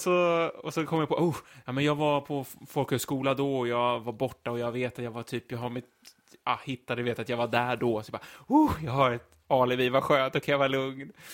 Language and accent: Swedish; Linköping, Östergötland, Sweden; jag kommer ju från Linköping